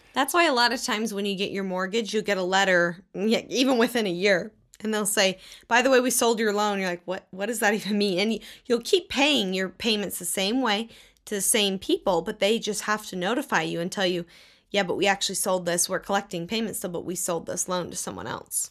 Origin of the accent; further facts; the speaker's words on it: Texas, United States; I grew up in Texas